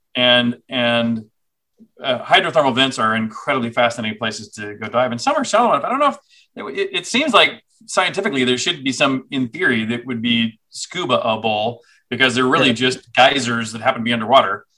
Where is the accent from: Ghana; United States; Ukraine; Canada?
United States; Houston, Texas; also born or lived in Cambridge, England / Austin, Texas; I grew up in Texas. So I saw Houston, where I grew up